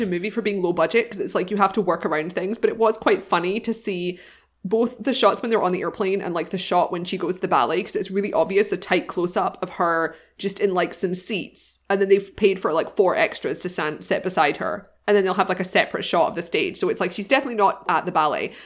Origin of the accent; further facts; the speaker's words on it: United Kingdom; I'm not from Ireland, but I'm from next door